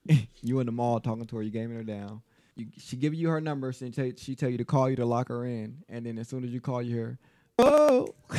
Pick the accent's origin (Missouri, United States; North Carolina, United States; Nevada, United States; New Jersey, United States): Nevada, United States; Las Vegas; I grew up on the West Side.